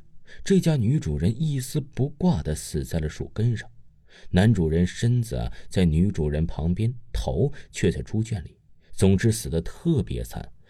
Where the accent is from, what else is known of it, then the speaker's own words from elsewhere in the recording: Yunnan, China; 我的家乡在云南的边界小镇，毒品特别多，还不是秘密了。